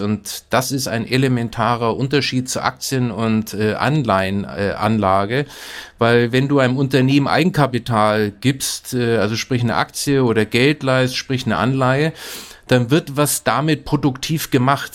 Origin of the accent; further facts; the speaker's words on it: Nuremberg, Bavaria, Germany; Ich bin ja in Nürnberg aufgewachsen